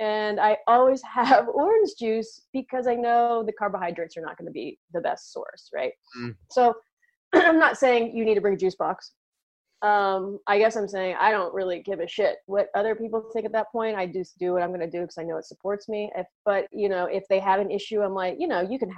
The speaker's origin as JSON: {"language": "English", "country": "United States", "said": "in the US, we have a holiday called Thanksgiving"}